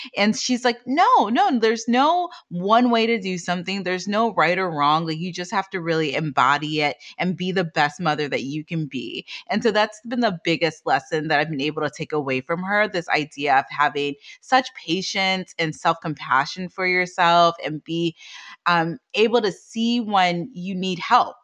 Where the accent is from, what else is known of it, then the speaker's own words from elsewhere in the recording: Washington, District of Columbia, United States; I grew up in the Washington, D C area